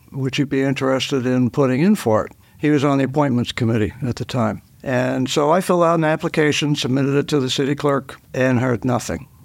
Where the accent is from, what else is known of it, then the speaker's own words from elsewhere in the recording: Dover, New Hampshire, United States; I was born in Dover. Uh, my father was, uh, Doctor Galt, a physician in Dover for forty-seven years, and I was raised here in Dover